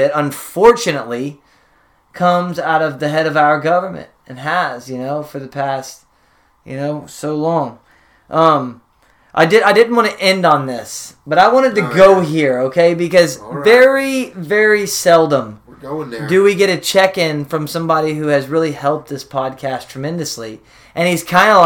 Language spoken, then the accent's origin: English; United States; as an American